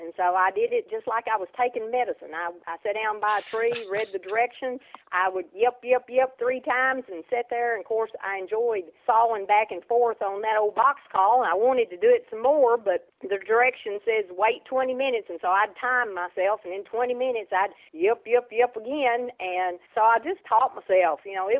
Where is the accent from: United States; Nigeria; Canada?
United States; Tennessee; county I was born in. My family {S0} Okay. {S1} lived on an isolated farm. We didn't have neighbors. We lived at the end of a dirt road, and we lived pretty much off wild game.